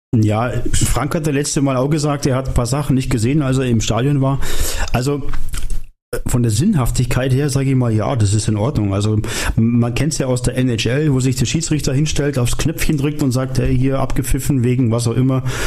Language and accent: German; where the Isar flows, Bavaria, Germany; moved away; da wo ich herkomme, sagt man das so. Da geht noch viel Wasser die Isar runter.